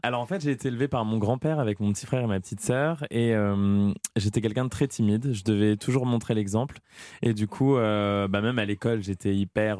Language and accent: French; Amiens, Hauts-de-France, France; à Amiens, dans ma ville natale